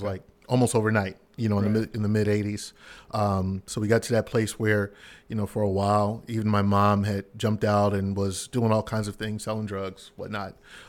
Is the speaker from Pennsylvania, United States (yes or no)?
yes; Philadelphia, Pennsylvania, United States; Yes, from Philadelphia. Born and raised.